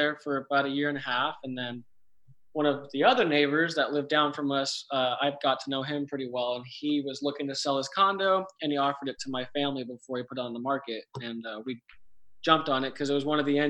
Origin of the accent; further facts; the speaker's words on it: California, United States; moved away as an adult; now in Charlotte, United States; I grew up in California